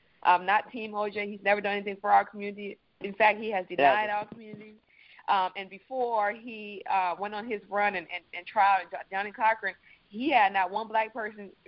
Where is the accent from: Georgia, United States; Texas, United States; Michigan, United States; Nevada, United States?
Nevada, United States; Las Vegas; I grew up in Vegas